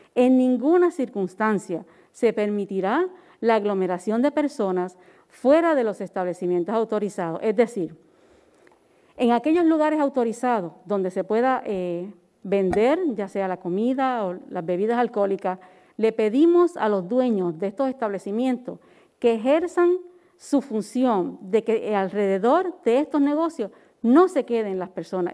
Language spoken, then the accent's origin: Spanish; Puerto Rico; Los puertorriqueños hemos sido resilientes